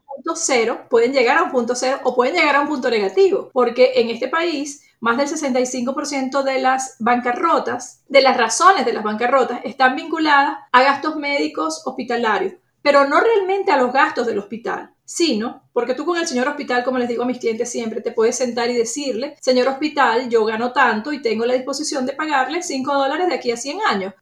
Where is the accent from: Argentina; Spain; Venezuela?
Venezuela; moved away as an adult; now in United States; soy una inmigrante de origen venezolano que tiene ya 14 años viviendo en los Estados Unidos, con formación en riesgos y seguros desde mi natal Venezuela